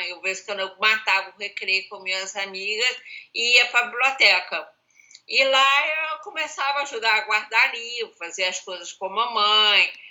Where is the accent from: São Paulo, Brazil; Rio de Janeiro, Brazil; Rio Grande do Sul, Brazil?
Rio de Janeiro, Brazil; Eu sou carioca.